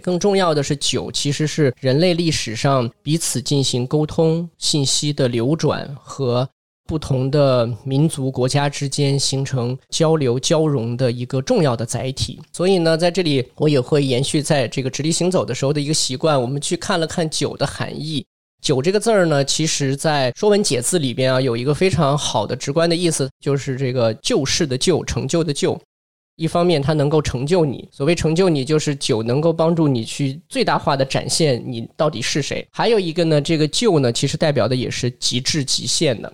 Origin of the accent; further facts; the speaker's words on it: Northwest China, China; 我是从小在西北长大嘛